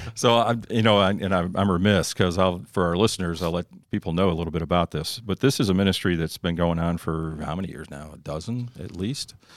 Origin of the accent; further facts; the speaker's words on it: Northeast, United States; moved away; I grew up in the Northeast